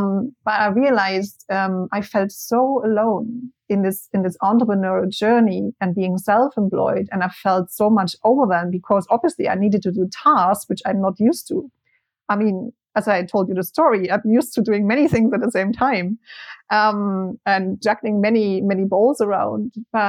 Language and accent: English; Germany; English is a second language; moved away as an adult; also born or lived in Spain; I moved from Germany to Spain in 2010 when I was 21